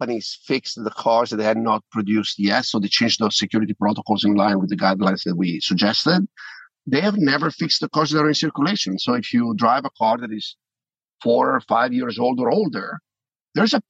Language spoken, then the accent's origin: English; Italy; accent: Italian; now in United States; I'm sure you can tell from my accent, I'm Italian originally. We are in Europe.